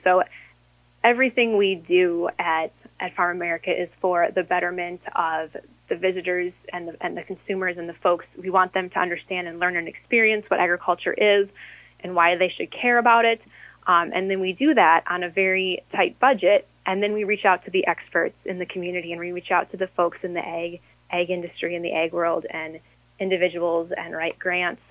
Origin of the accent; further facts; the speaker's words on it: Harmony, Minnesota, United States; my hometown of Harmony